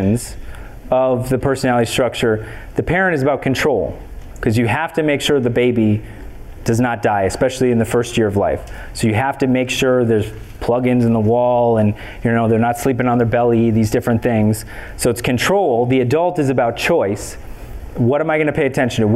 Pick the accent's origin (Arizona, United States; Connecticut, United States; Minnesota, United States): Minnesota, United States; Minneapolis; also born or lived in Bloomington, Minnesota; I grew up in South Minneapolis, then my family moved to Bloomington, then I went to college here.